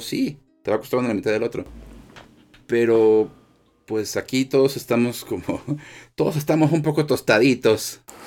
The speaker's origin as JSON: {"language": "Spanish", "country": "Mexico", "said": "soy de México"}